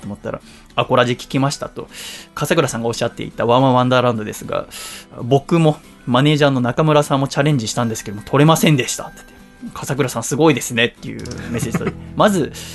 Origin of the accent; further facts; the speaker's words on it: Yokohama, Kanagawa, Japan; 横浜の私の実家